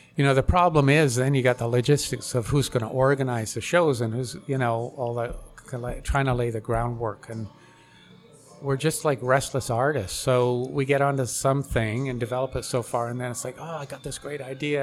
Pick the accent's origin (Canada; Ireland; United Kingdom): Canada; White Rock, British Columbia; I'm from yeah. White Rock, so I've done some murals in White Rock. Ah, yeah. the city has brought me in to do some couple projects there, but yeah, yeah that's where I grew up